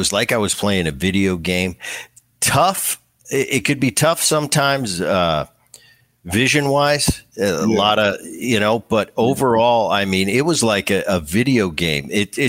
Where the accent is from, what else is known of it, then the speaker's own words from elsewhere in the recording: New Jersey, United States; when I was a kid, I grew up in Jersey